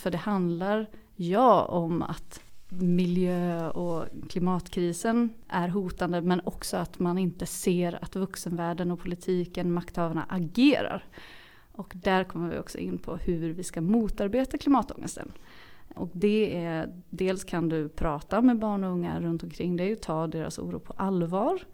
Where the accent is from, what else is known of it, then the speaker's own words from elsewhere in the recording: Mölnlycke, Västra Götaland, Sweden; min resa från Göteborg ut till Mölnlycke där jag kommer ifrån